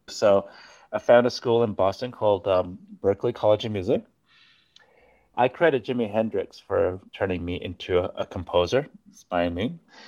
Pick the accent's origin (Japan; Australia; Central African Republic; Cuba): Japan; first language Japanese; English is a second language; also born or lived in New York, United States / Switzerland; I was born in New York, but my family, when I was about eight months old, we moved to Japan, and we spoke Japanese at home. We still speak Japanese at home. Then we moved to Switzerland, where I first started speaking English